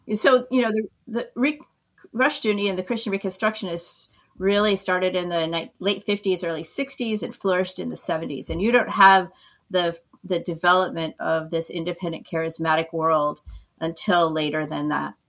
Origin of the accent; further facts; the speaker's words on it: Maine, United States; moved away as an adult; also born or lived in California / Santa Barbara, California; now in Florida, United States; I'm really from Maine, but my heart's been in California since I moved there in the mid 80s